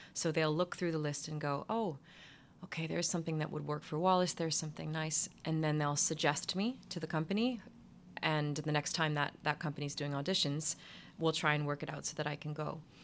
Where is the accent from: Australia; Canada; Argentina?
Canada; Ottawa, Ontario; moved away as an adult; also born or lived in New York; my hometown in Ottawa